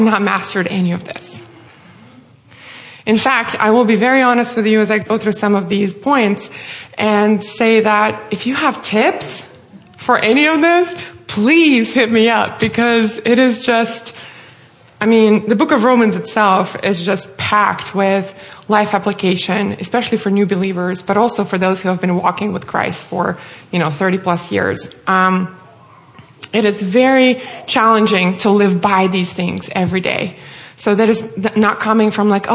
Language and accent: English; Russia; moved away as an adult; now in United States; as my name and accent may give away, I'm originally from Russia. I'm born and raised there, lived there all my life until the age of 22, and then I moved here to the U.S.